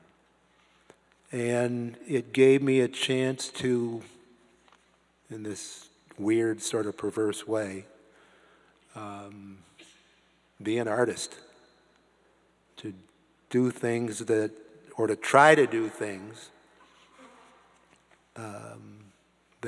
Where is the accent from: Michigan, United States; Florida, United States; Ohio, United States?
Ohio, United States; Canton; somebody like me growing up in Canton, Ohio